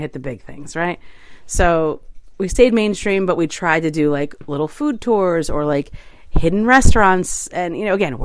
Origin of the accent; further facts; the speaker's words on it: New York City, New York, United States; as a New Yorker